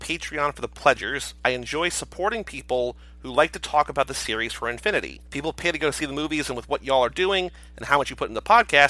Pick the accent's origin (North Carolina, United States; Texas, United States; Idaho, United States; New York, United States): Texas, United States; Arlington; born there; also born or lived in Arizona; I was born in Arlington, right between Dallas and Fort Worth.